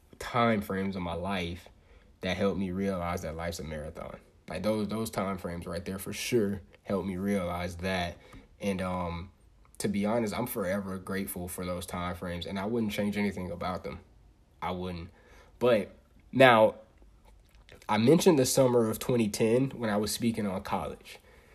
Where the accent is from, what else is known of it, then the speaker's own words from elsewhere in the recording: United States; born there; I was born in Polk County and then ended up moving. Me and mom's ended up moving and everything like that.